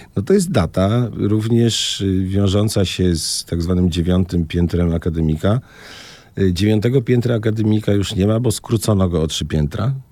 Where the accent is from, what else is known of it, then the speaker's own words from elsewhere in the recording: Poznań, Greater Poland, Poland; moved away as an adult; also born or lived in Toruń / Zielona Góra; now in Tricity, Poland; jestem urodzony w Poznaniu